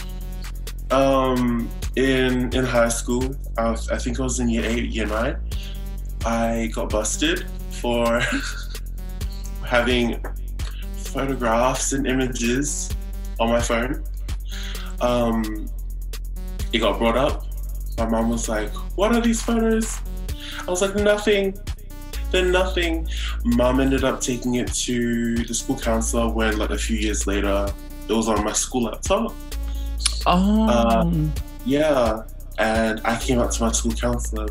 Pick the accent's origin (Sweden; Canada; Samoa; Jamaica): Samoa; now in Brisbane, Australia; I am from Fusi and as well as Awala, villages from Samoa